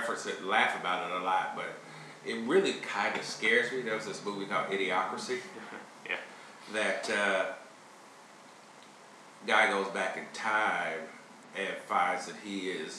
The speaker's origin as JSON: {"language": "English", "town": "Chicago", "region": "Illinois", "country": "United States", "moved": "yes", "lives_now": "Kansas City, United States", "said": "I'm originally from Chicago"}